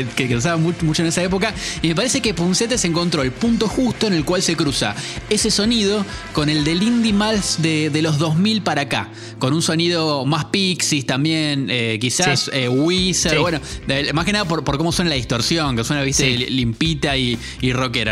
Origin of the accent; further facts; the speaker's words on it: Argentina; nosotros como argentinos